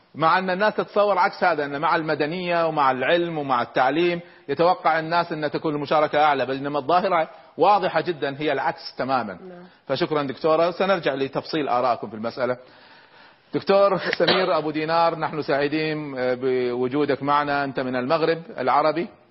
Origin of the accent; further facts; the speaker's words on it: Kuwait; عندنا في الكويت